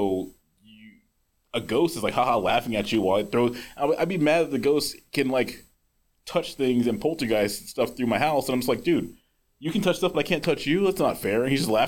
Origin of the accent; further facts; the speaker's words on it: Los Angeles, California, United States; now in Michigan, United States; I grew up in Los Angeles